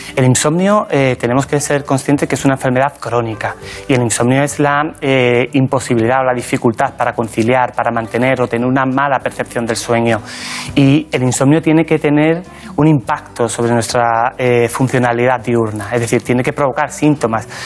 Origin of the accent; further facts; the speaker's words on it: La Barca de la Florida, Andalusia, Spain; moved away as an adult; now in Madrid, Spain; Yo nací en un pueblecito pequeño de la provincia de Cádiz que se llama La Barca de la Florida